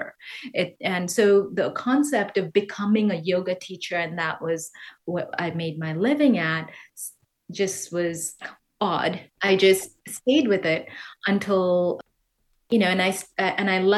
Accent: Kerala, India; moved away as an adult; now in New York City, United States; Originally, I'm from Kerala, which is down south

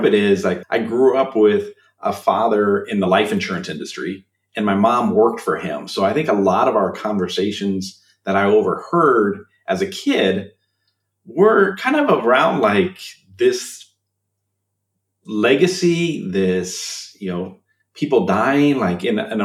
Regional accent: Illinois, United States; moved away as an adult; now in Minnesota, United States; I'm originally from Illinois. I moved to Minnesota.

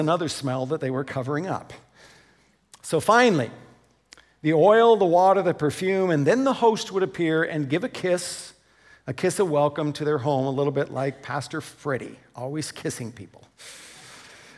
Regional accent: United States; now in Canada; as an American

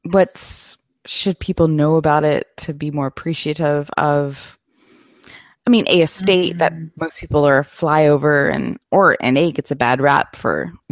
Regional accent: Oklahoma, United States; I'm from Oklahoma

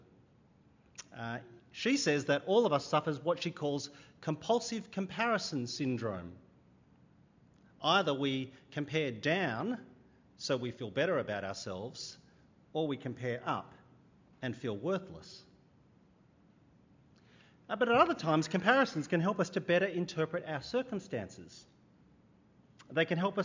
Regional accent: Sydney, New South Wales, Australia; I grew up in Sydney

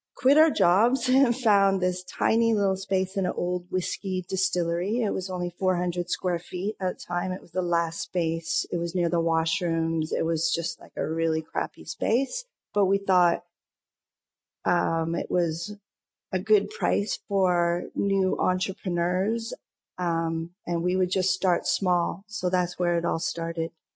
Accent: Lindsay, Ontario, Canada; now in Toronto, Canada; I'm from Lindsay, which is a small town east

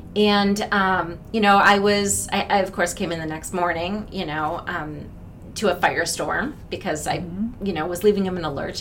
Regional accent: Minneapolis, Minnesota, United States; moved away; I grew up in Minneapolis. I went to Robbinsdale Armstrong High School.

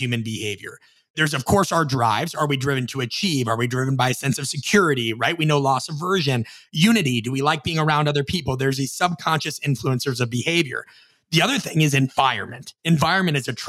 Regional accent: Midwest, United States; I'm from the Midwest

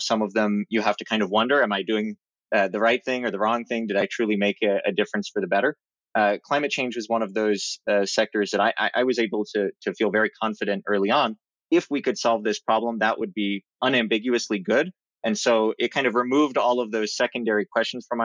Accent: Oregon, United States; moved away; I really enjoyed growing up in Oregon

